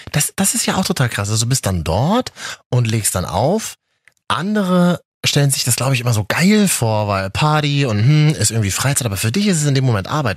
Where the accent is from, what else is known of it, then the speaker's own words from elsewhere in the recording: Berlin, Germany; ich komme aus Berlin